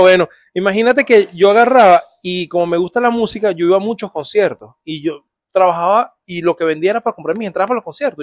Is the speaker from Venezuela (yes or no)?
yes; Venezuela; moved away; Tocaba puertas de chiquito en Venezuela